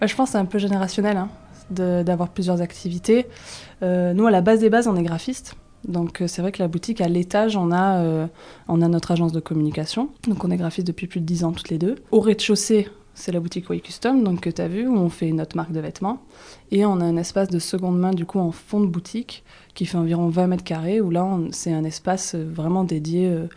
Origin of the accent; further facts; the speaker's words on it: Toulouse area, Occitania, France; now in Aix-en-Provence, France; Moi je viens de la région toulousaine